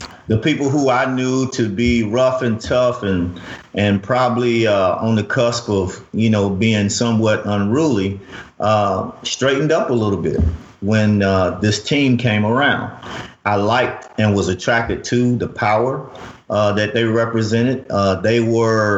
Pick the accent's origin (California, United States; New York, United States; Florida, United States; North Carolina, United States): North Carolina, United States; Winston-Salem; moved away; also born or lived in Tennessee / Michigan; I grew up in Winston-Salem, North Carolina.